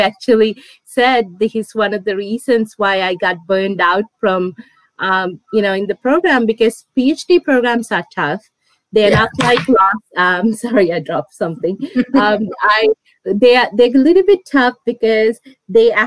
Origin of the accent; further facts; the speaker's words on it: Los Angeles, California, United States; moved away as an adult; also born or lived in Washington, District of Columbia, United States; now in San Diego, United States; I grew up in Los Angeles